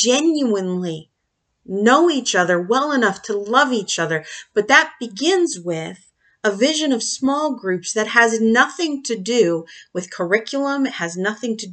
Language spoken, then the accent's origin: English; United States